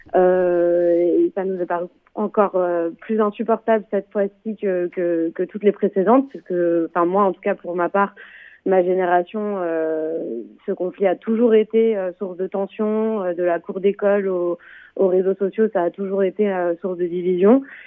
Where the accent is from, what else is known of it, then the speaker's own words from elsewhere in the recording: France; chez nous en France